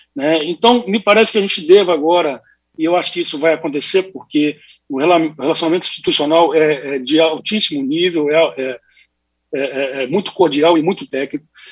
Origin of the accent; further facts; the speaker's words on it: Espírito Santo, Brazil; como capixaba para o Espírito Santo